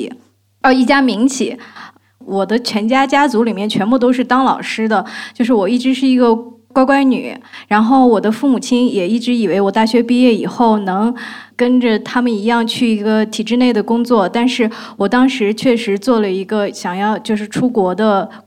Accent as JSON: {"language": "Chinese", "country": "China", "said": "然后我们中国人都往外跑，但是那个我看到那个院子里面那些外国人都往都往里面跑"}